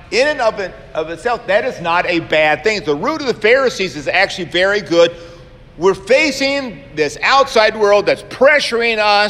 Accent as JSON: {"language": "English", "town": "Savannah", "region": "Georgia", "country": "United States", "tie": "born or raised there", "said": "when I was growing up in Savannah, Georgia"}